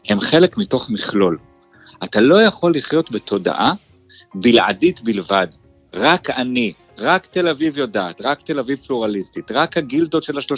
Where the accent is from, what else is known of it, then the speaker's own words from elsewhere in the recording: Jerusalem, Jerusalem District, Israel; כשאני גדלתי בירושלים, אה, החלוקה הייתה פחות או יותר אתה יכול להיות או ארס או פריק.